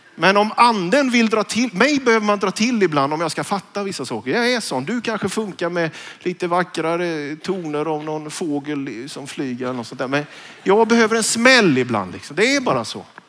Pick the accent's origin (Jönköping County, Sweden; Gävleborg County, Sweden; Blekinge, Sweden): Jönköping County, Sweden; Vetlanda; när jag gick gymnasiet hemma i Vetlanda, Njudungsgymnasiet